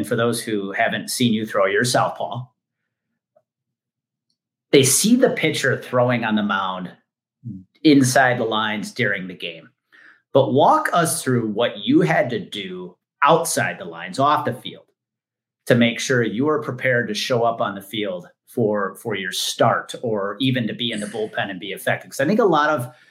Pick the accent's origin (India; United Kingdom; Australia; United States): United States; Wisconsin; growing up in Wisconsin